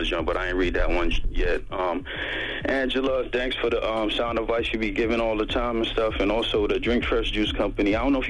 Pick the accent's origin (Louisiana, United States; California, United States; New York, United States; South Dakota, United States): New York, United States; Brooklyn; I'm a kid from Brooklyn, man. Just retired out of the Air Force.